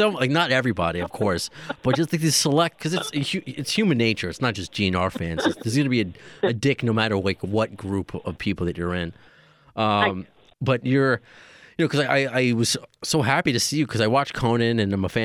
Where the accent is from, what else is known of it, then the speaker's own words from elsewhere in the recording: Long Island, New York, United States; accent: Tony Danza accent; I'm from Long Island